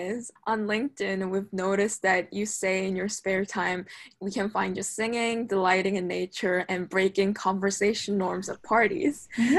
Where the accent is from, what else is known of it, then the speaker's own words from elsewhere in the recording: Seoul, South Korea; now in Ithaca, United States; I'm from Seoul, Korea, but today I'm calling in from Ithaca, upstate New York.